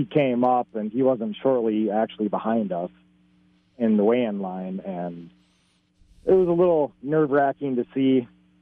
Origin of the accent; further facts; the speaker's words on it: Excelsior, Minnesota, United States; In Excelsior, pretty like about a mile out of Excelsior, in between Carson's Bay and St. Albans Bay. Pretty much fished out here my entire life